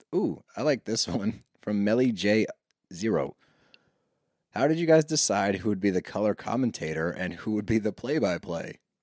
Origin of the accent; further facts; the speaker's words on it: Philadelphia, Pennsylvania, United States; we grew up around Philly